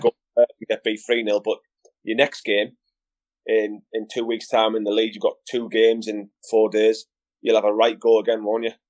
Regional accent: Middlesbrough, North East England, United Kingdom; my hometown team

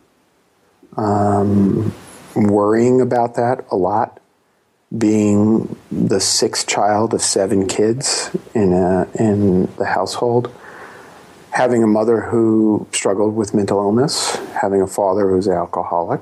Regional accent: New York City, New York, United States; I was born in Brooklyn

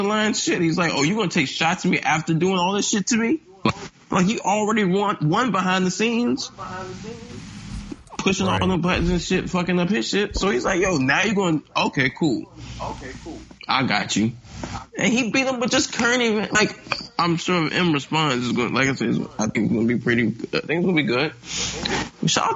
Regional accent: Capitol Heights, Maryland, United States; also born or lived in Kentland, Maryland; I'm from Kentland. I was raised in Capitol Heights.

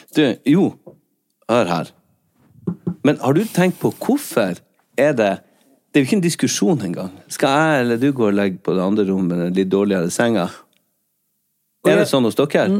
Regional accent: Skjerstad, Nordland, Norway; Akkurat på den flekken der jeg er fra

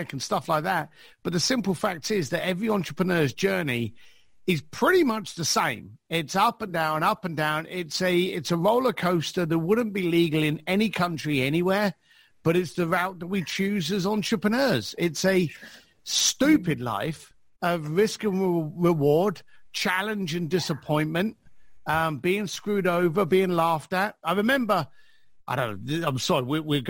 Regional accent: London, United Kingdom; I was a bricklayer from East London.

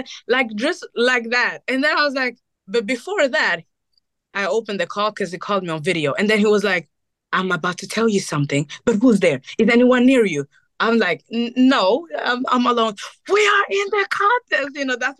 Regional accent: Burundi; also born or lived in Rwanda; I'm from Burundi. I'm half Burundi, half Rwandese

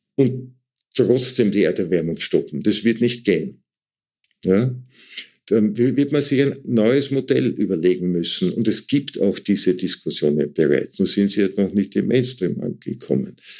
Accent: Waldviertel, Lower Austria, Austria; ich komme aus dem Waldviertel, da gab's überall diese Tannenbäume

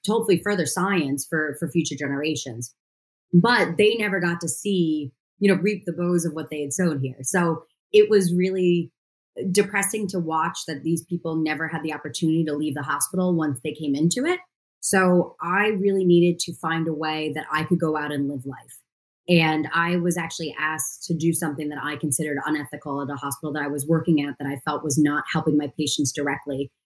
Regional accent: New York City, New York, United States; As a New Yorker, I am very happy that I actually have green space where I live

